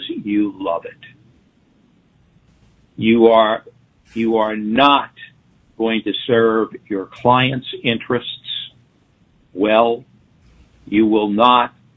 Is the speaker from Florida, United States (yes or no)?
no; Long Island, New York, United States; I grew up on Long Island.